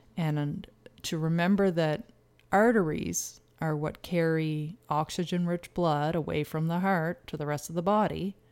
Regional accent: Canada; we're Canadian

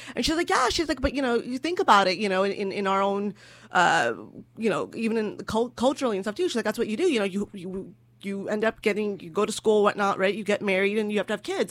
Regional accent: California, United States; I'm from California.

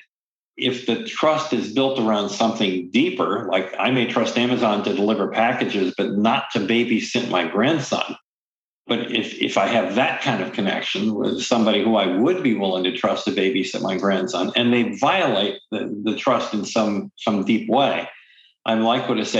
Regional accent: Midwest, United States; moved away as an adult; also born or lived in New York City; I'm an American. I grew up in the Midwest.

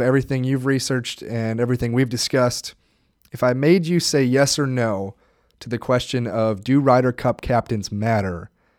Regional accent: United States; Myself personally, as an American and a relatively young one

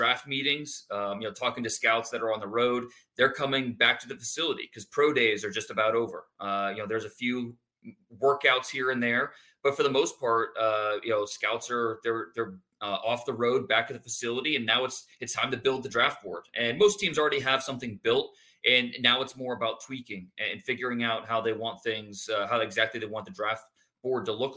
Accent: Northeast Ohio, United States; I was 12, 13, growing up in Northeast Ohio

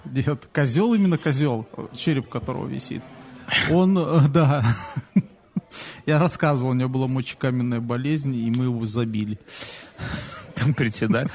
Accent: Belarus; мы, наверное, из Беларуси

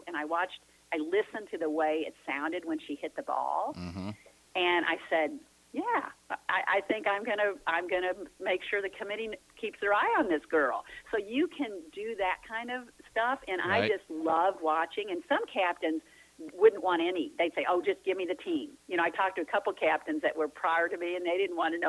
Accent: St. Louis, Missouri, United States; it was my hometown

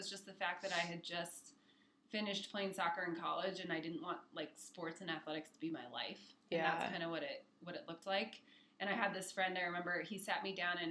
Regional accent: Torrance, California, United States; moved away as an adult; now in Denver, United States; I grew up in California, Torrance

